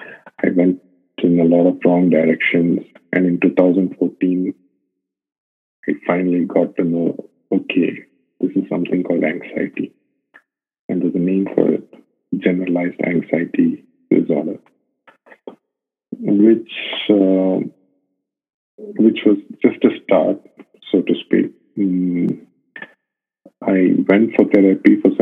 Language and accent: English; India; moved away as an adult; now in Dubai, United Arab Emirates; I'm based in Dubai. I've been here for about 6 years. I'm basically from India